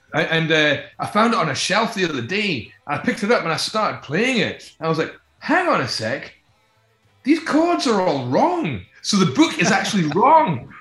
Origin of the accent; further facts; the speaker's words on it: Scotland, United Kingdom; We see ourselves as a Scottish band